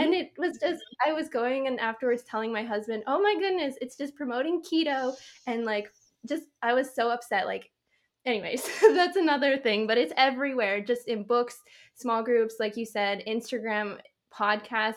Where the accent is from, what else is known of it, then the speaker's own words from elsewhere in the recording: Canada; I'm Canadian.